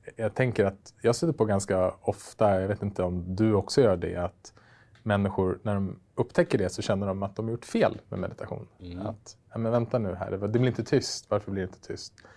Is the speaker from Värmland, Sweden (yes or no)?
no; Västerås, Västmanland, Sweden; moved away; min gamla hemstad Västerås där jag växte upp